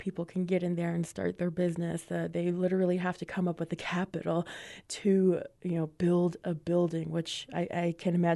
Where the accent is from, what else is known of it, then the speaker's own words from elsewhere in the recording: Crown Point, New Mexico, United States; this is where I come from, this is my hometown